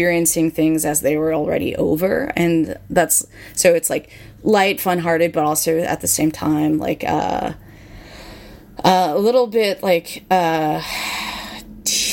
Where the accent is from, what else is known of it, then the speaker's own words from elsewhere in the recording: San Francisco, California, United States; when I was a teenager growing up in San Francisco